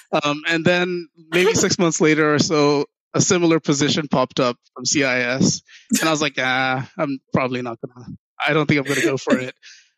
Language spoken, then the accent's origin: English; Ghana; also born or lived in New Jersey; Left when I was 4 years old, so I don't even remember the U.S. experience at all.